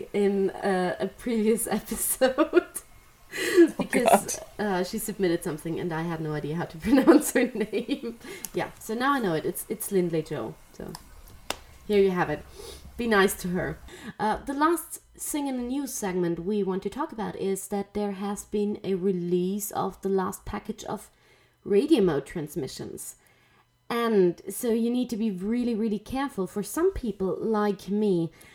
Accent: Austria; I'm Austrian

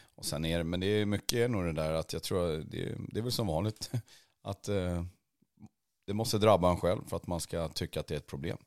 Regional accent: Värmland, Sweden; jag växte upp där i Värmland

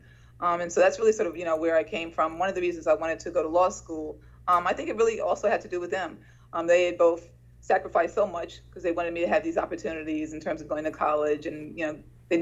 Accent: New York City, New York, United States; I grew up in Sugar Hill, Harlem, and I was raised by my mom

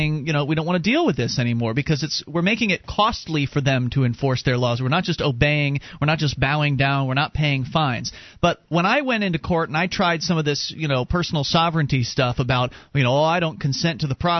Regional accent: Florida, United States; now in New Hampshire, United States; Mark and I are originally from Florida

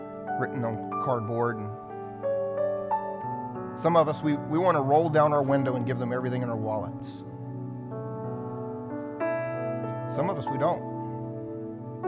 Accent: South Carolina, United States; I grew up here in South Carolina

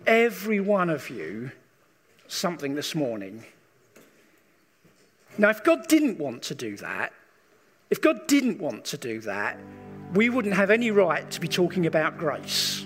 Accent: England, United Kingdom; we as English people

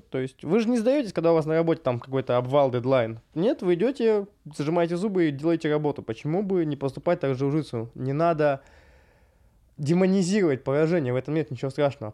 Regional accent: Rybinsk, Yaroslavl Oblast, Russia; moved away; я из Рыбинска

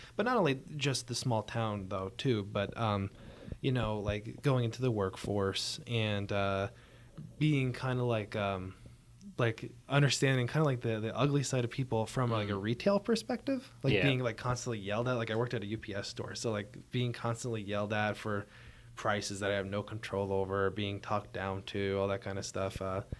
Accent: Pottsville, Pennsylvania, United States; born or raised there; moved away as an adult; now in Philadelphia, United States

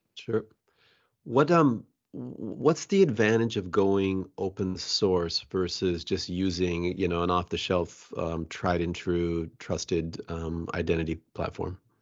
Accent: Bellevue, Washington, United States; I was born and raised here

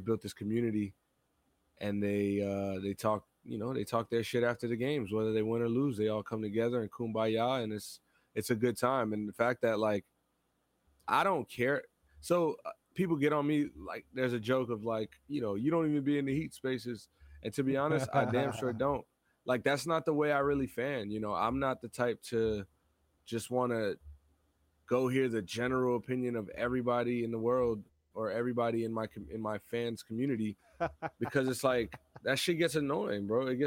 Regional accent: Florida, United States; moved away as an adult; also born or lived in Pennsylvania; I moved to Florida when I was 4

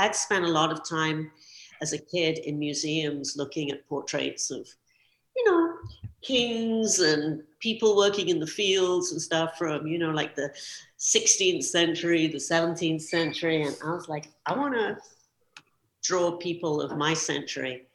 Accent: London, United Kingdom; growing up in London

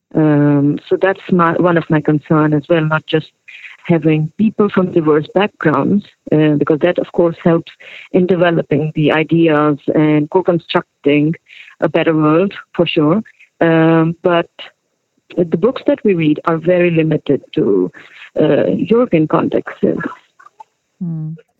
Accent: Saudi Arabia; also born or lived in Pakistan / Turkey / Sweden; now in Stockholm, Sweden; I was born in Pakistan, but I grew up in Saudi Arabia.

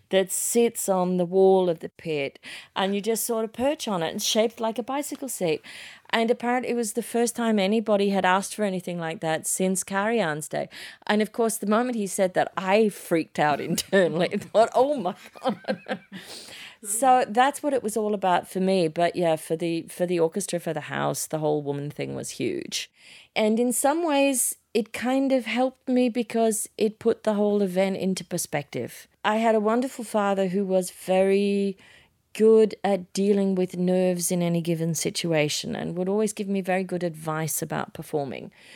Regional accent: Sydney, New South Wales, Australia; moved away; I was a kid from Manly in Sydney

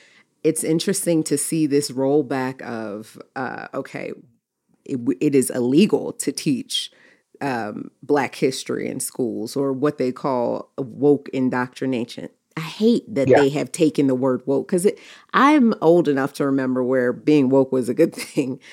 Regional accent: Baltimore, Maryland, United States; growing up in Baltimore, my parents sent me to private schools

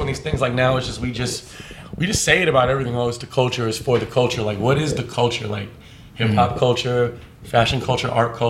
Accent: Southern California, United States; also born or lived in Santa Barbara / Dallas; I grew up all over Southern California.

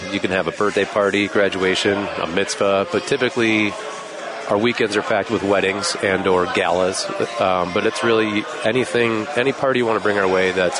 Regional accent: Clarendon Hills, Illinois, United States; also born or lived in Cleveland, Ohio / Chicago; So I grew up in Chicago, on the west suburbs, Clarendon Hills.

